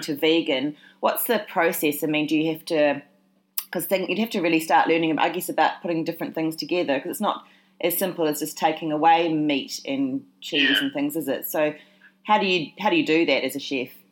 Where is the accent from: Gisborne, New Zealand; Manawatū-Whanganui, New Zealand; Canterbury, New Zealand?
Canterbury, New Zealand; Christchurch; moved away; when I went back to my hometown, Christchurch in New Zealand